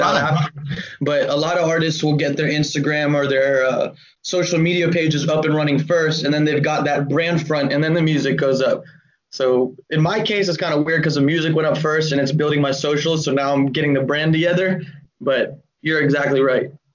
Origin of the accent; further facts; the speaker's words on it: Atlanta, Georgia, United States; also born or lived in Cleveland, Ohio / Augusta, Georgia / Louisville, Kentucky / Virginia; I was born in Cleveland, Ohio, then moved to Georgia at nine years old in Augusta, and then we moved to Atlanta at 11.